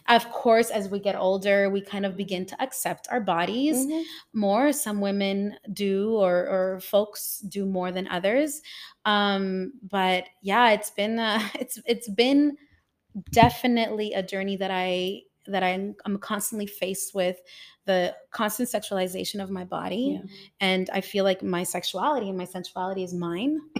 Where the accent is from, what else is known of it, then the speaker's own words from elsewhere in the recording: El Salvador; now in Toronto, Canada; growing up in El Salvador, because I live in Toronto